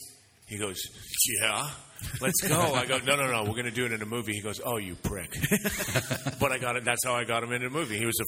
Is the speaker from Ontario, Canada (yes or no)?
no; Saskatchewan, Canada; I grew up in Saskatchewan.